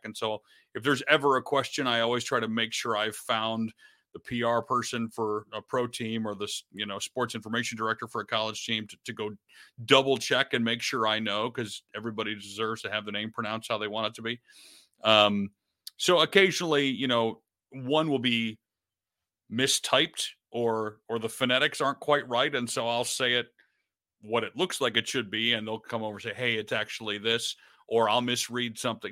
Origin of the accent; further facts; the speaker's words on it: Detroit, Michigan, United States; I grew up in Detroit